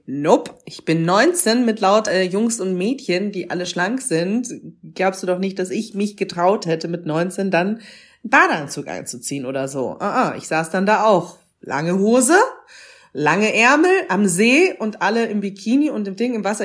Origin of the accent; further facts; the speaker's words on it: Munich, Bavaria, Germany; ich bin in Bayern geboren, in Bayern, in München aufgewachsen.